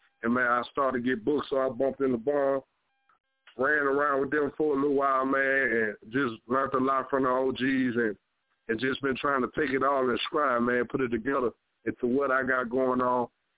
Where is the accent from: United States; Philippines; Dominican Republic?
United States; Mississippi; Man, well, I'm from Mississippi, man.